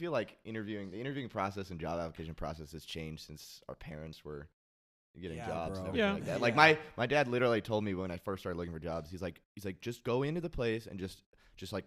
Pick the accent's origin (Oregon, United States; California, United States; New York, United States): Oregon, United States; Portland; moved away; I'm from Portland